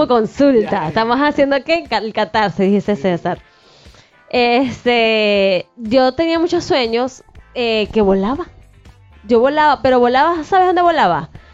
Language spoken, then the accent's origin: Spanish; Maracaibo, Zulia, Venezuela; now in Puerto Vallarta, Mexico; Maracaibo es mi ciudad natal